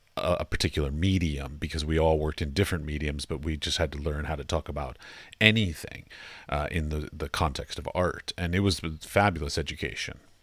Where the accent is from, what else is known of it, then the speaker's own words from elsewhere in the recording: Arlington, Virginia, United States; I grew up in Arlington